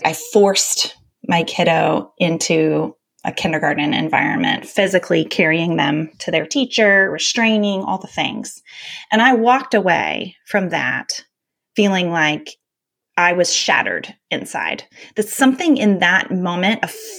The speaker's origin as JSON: {"language": "English", "region": "North Carolina", "country": "United States", "tie": "born or raised there", "said": "I was a sensitive kid growing up in North Carolina in the 80s"}